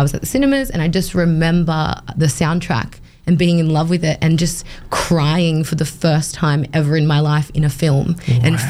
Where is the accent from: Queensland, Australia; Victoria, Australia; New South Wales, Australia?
New South Wales, Australia; Sydney; moved away as an adult; now in Townsville, Australia; I was born in Sydney, and I lived there until I was 28 years old, and I moved to Townsville.